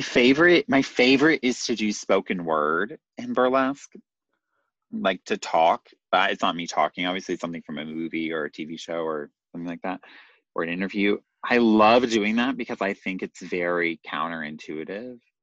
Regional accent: Nashville, Tennessee, United States; growing up in Nashville

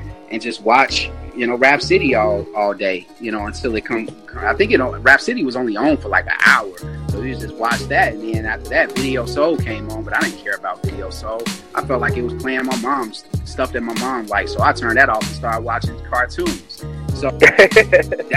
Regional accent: Chicago, Illinois, United States; we moved from Harper to our first house on Dante. Shouts out to Avalon Park, 83rd and Dante.

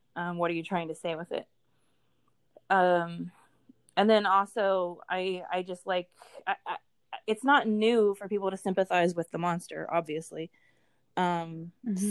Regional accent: West Virginia, United States; I grew up in West Virginia, so Appalachia

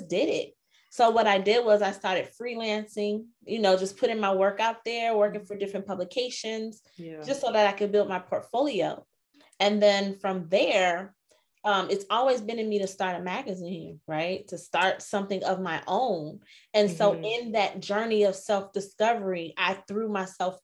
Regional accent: Chicago, Illinois, United States; moved away as an adult; now in Arizona, United States; I'm originally from Chicago, but currently I reside in Arizona. I've been out here for a while, like 15 years

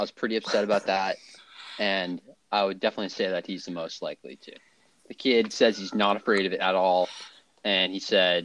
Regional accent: Carlisle, Massachusetts, United States; I also grew up in Carlisle, Massachusetts.

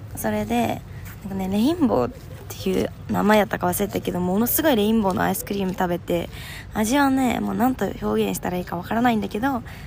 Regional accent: Japan; moved away as an adult; now in Melbourne, Australia

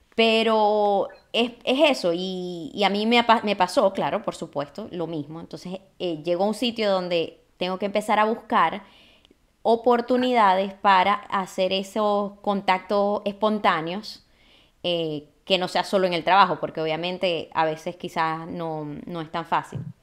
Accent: Maracaibo, Zulia, Venezuela; es maracucha como yo

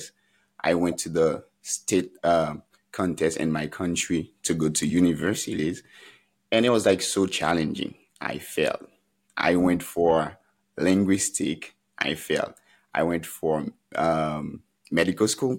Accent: Haiti; moved away as an adult; now in United States; when I was growing up in Haiti

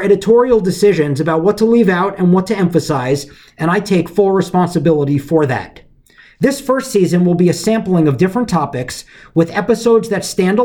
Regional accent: New York City, New York, United States; I grew up on the Upper West Side of Manhattan in New York City

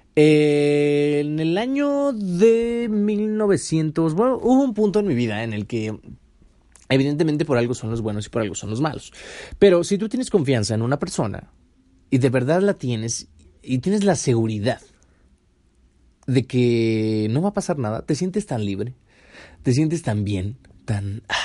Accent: Mexico; mi México hermoso

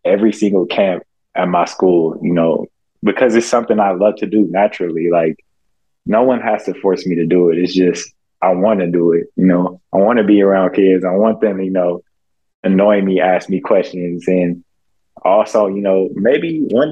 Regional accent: United States; being American

